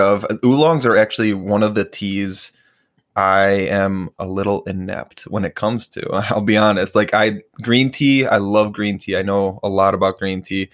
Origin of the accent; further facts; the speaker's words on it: Chicago, Illinois, United States; now in Minneapolis, United States; I was born and raised in Chicago. So northwest suburbs